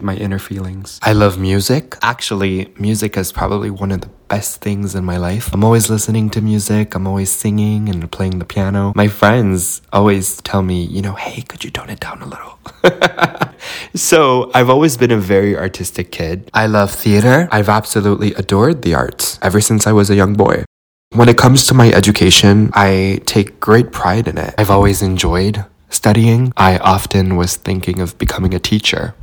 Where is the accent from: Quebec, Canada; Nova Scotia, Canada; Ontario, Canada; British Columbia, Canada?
Quebec, Canada; Montreal; also born or lived in Romania; I've had a peaceful life here in Montreal, Canada.